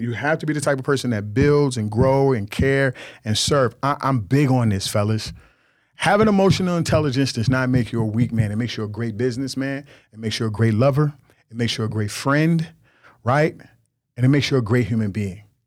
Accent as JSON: {"language": "English", "region": "New York", "country": "United States", "tie": "born or raised there", "said": "I grew up in New York. This how we talk. I grew up, uh, uh, Jamaican and Nigerian"}